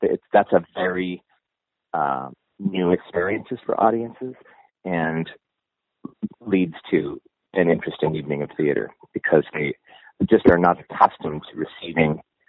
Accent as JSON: {"language": "English", "region": "Montana", "country": "United States", "tie": "born or raised there", "moved": "yes", "said": "being a gay person and growing up as a gay kid in Montana in the 60s"}